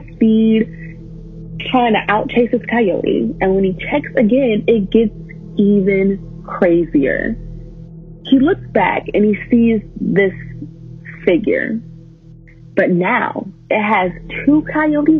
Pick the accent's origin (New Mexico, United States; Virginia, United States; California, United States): New Mexico, United States; I'm 19 and I'm from New Mexico